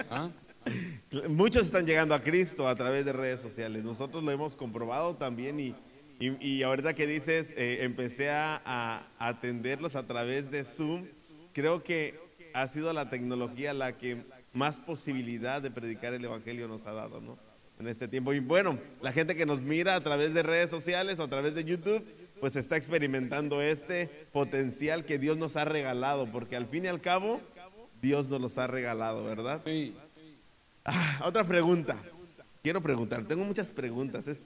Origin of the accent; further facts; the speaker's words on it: Torreón, Coahuila, Mexico; porque soy de Torreón, ¿no?